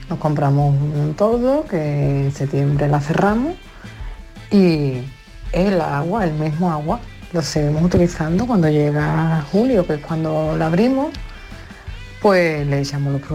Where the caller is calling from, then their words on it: Alcalá de Guadaíra, Andalusia, Spain; de la Cala de Guadaira